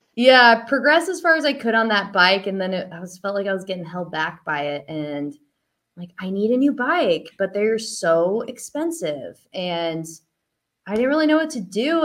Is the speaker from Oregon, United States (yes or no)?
yes; Eugene, Oregon, United States; now in Santa Cruz, United States; i live here in santa cruz um, but I'm from Eugene, Oregon.